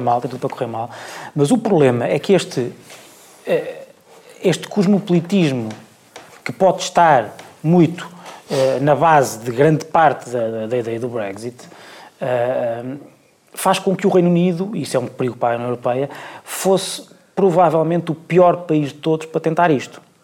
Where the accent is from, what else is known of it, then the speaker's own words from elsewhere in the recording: Portugal; sendo português